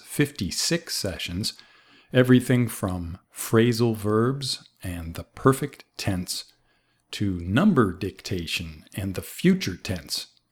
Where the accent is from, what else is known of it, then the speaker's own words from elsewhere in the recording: Boston, Massachusetts, United States; I'm from the United States, the city of Boston